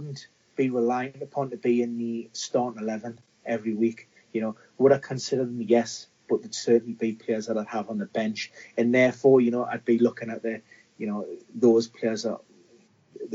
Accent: Newcastle upon Tyne, North East England, United Kingdom; being a Geordie

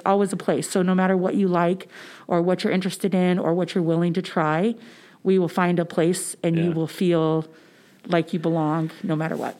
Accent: St. Charles County, St. Louis area, Missouri, United States; I actually grew up in St. Charles County

